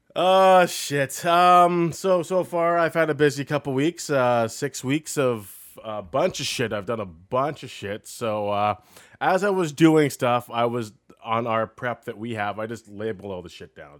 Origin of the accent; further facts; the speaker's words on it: Canada; we're from Canada